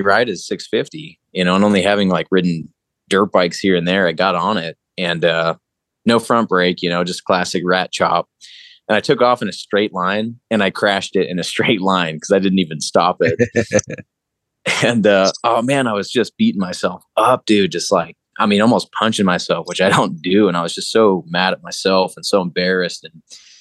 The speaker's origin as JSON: {"language": "English", "town": "Placerville", "region": "California", "country": "United States", "moved": "yes", "lives_now": "Boise, United States", "said": "I'm from Placerville, California, aka Hangtown. And I live in Boise, Idaho now currently"}